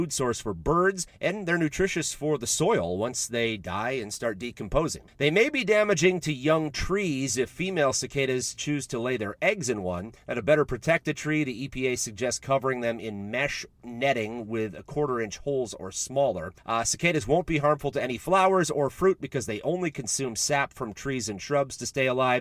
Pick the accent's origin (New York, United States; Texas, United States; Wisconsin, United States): Wisconsin, United States; western; growing up in Wisconsin